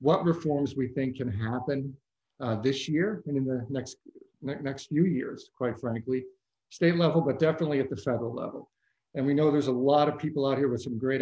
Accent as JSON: {"language": "English", "town": "Worcester", "region": "Massachusetts", "country": "United States", "tie": "born or raised there", "said": "I grew up in Worcester, Massachusetts"}